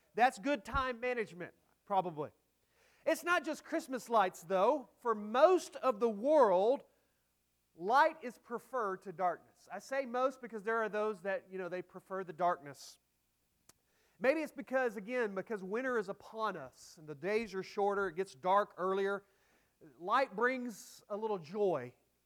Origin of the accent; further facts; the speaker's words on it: Dallas area, Texas, United States; I grew up in the Dallas area, about 30 miles outside of Dallas.